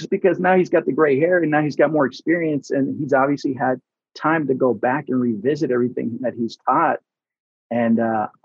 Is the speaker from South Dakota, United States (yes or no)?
no; Texas, United States; I'm originally from Texas, and so we lost, uh, you know, I lost my grandmothers.